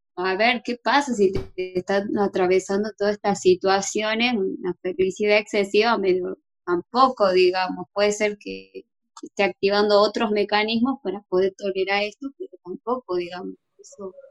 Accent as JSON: {"language": "Spanish", "region": "Jujuy", "country": "Argentina", "said": "yo soy jujeña"}